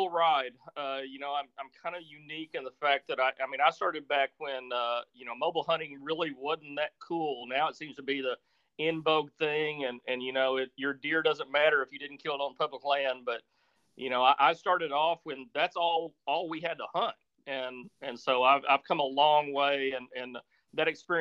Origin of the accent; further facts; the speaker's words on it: Missouri Bootheel, United States; I grew up in a little part of Missouri called the Boot Hill. And if people aren't familiar with the geography of Missouri, it's on the southeast corner